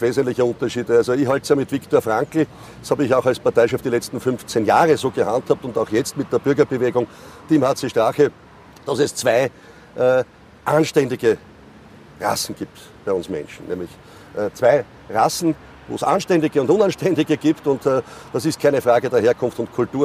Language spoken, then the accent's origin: German; Vienna, Austria; ich bin ein Wiener